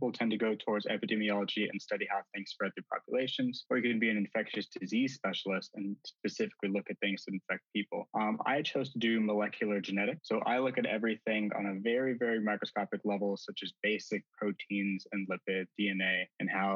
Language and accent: English; Albuquerque, New Mexico, United States; I was born and raised in Albuquerque, New Mexico